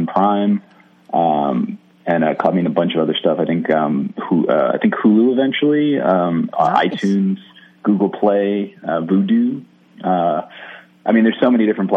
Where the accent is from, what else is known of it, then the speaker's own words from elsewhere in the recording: Jersey City, New Jersey, United States; I'm from Jersey City originally, which is like right outside New York City